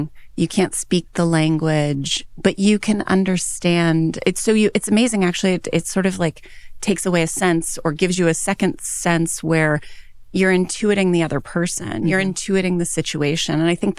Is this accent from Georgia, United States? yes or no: no; San Diego, California, United States; born there; Well, I am a Navy brat. My father was an officer in the U.S. Navy. He's a doctor. And when I was born in San Diego, and my dad was stationed on ships.